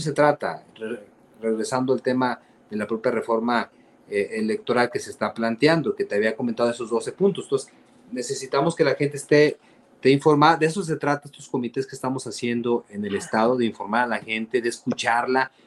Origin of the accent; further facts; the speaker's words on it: Mexico; nosotros como mexicanos